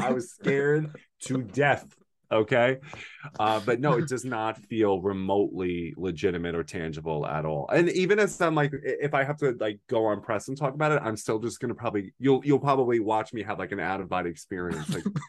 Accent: New York, United States; I'm from New York. So all I know is like international languages and cultures and all this.

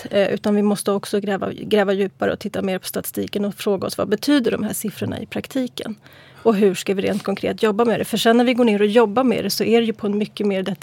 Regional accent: Bredäng, Stockholm County, Sweden; Ja, jag är från Bredäng. Jag har bott här ja, i 30 år, över 30 år. Jag gick i Bredängsskolan och eh, ja, så jag bott där.

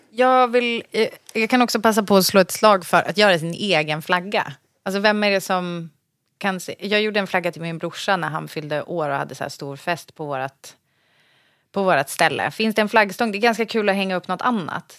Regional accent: Sorunda, Stockholm County, Sweden; där jag kommer ifrån så har de ju, i Sorunda

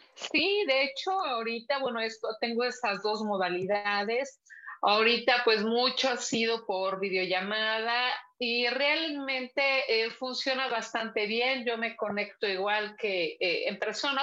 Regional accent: Puebla, Mexico; also born or lived in Teziutlán, Puebla / Zacapoaxtla, Puebla / San Pedro Cholula, Puebla; pero desde los cuatro años yo vivo en Puebla, ah, aquí en Puebla

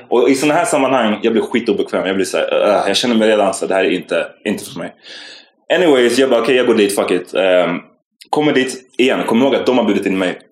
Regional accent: Stockholm, Stockholm County, Sweden; jag var från Farsta

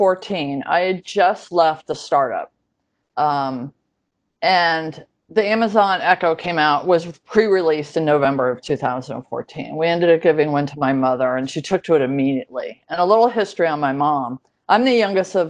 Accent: Connecticut, United States; Growing up in Connecticut

